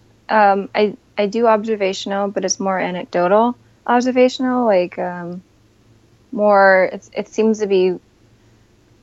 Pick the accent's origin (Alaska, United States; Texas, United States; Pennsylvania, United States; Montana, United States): Pennsylvania, United States; Scranton; now in New York City, United States; I grew up in Scranton